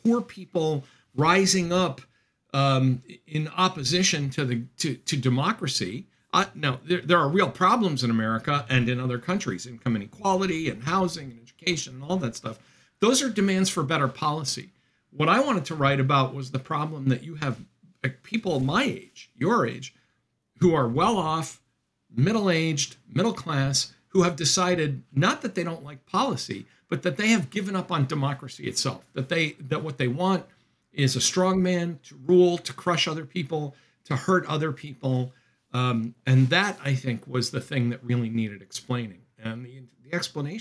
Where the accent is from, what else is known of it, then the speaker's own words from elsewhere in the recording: Massachusetts, United States; now in Rhode Island, United States; We're both from Massachusetts